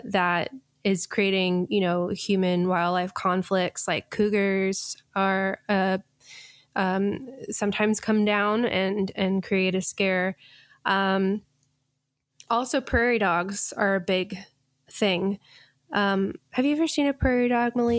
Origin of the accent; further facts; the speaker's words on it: Colorado, United States; growing up in Colorado